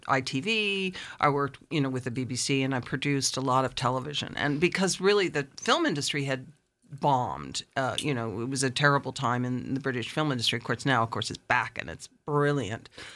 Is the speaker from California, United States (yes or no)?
no; Amagansett, New York, United States; moved away as an adult; also born or lived in England; I'm originally from Amagansett